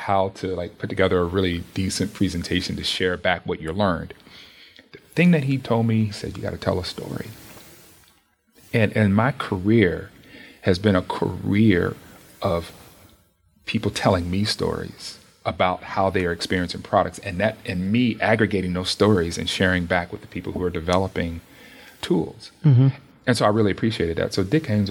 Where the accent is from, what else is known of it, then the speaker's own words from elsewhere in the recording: Charlotte, North Carolina, United States; moved away as an adult; also born or lived in Tennessee / Virginia / Cedar Rapids, Iowa; now in Menlo Park, United States; I'm from Charlotte, North Carolina.